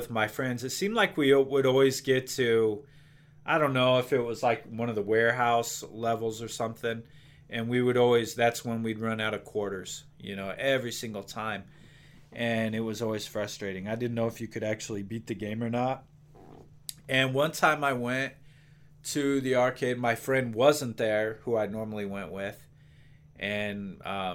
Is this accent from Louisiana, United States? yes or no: no; Gering, Nebraska, United States; also born or lived in Laramie, Wyoming; we moved away from Laramie, we moved to a small town called Gearing, Nebraska